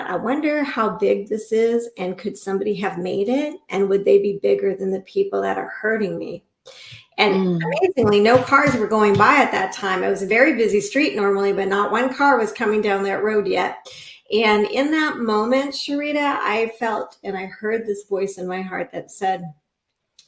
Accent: Inglewood, California, United States; now in Central Oregon, United States; My original home was Inglewood, California, home of the original Lakers

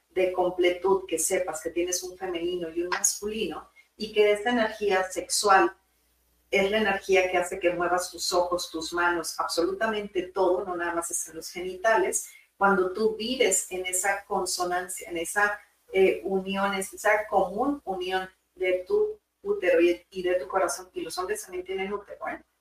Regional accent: Monterrey, Nuevo León, Mexico; Saludos, de allá vengo de Monterrey.

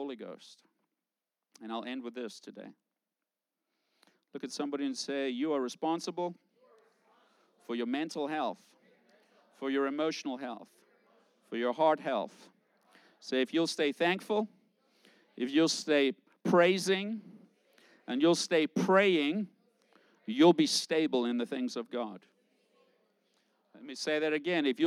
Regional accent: South Africa; moved away; I grew up in South Africa.

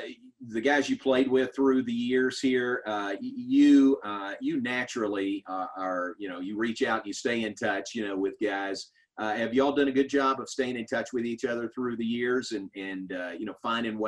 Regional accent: Kentucky, United States; now in Texas, United States; I didn't grow up here. I grew up in Kentucky

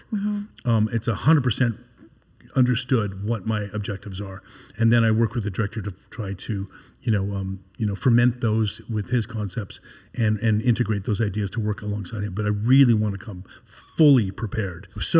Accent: Canada; also born or lived in United States; rekindled those relationships because I'm Canadian and American.

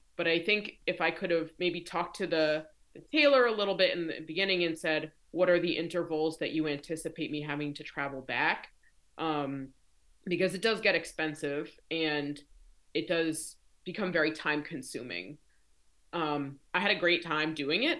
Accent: Rhode Island, United States; moved away as an adult; now in Maryland, United States; I live in Maryland. Um, I'm originally from Rhode Island.

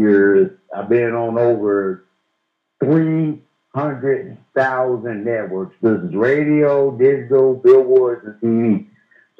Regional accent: St. Louis, Missouri, United States; now in Las Vegas, United States; I was born and raised in St. Louis, Missouri

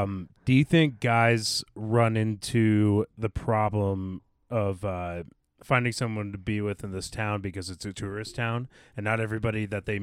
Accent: Midwest, United States; now in Steamboat Springs, United States; See, I'm from the Midwest.

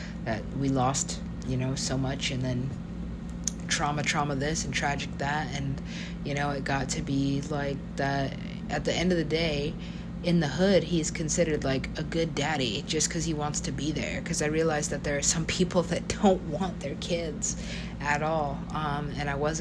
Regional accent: United States; I am an American

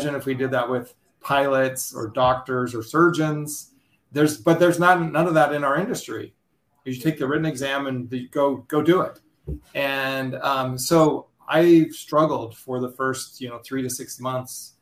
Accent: Bellingham, Washington, United States; I'm located in Bellingham, Washington, which is about 100 miles north of Seattle. We're actually closer to Vancouver, BC than we are to Seattle. So Wow. Beautiful place here in the Pacific Northwest. We've got mountains, we've got ocean, we've got islands. It's phenomenal. It's a big demand location people want to move to. So a lot of people moving into the area.

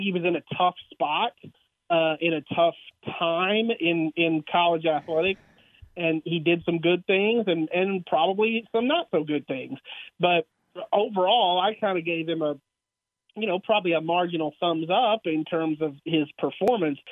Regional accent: Brenham, Texas, United States; growing up in Brenham

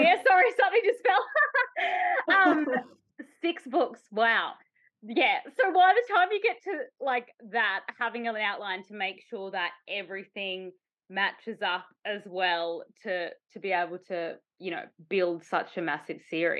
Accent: Australia; I'm from Australia

